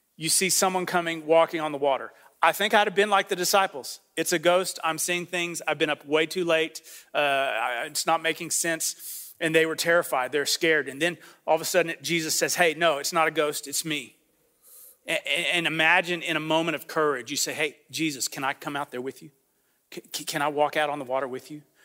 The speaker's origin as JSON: {"language": "English", "country": "United States", "said": "I'm from the Panhandle"}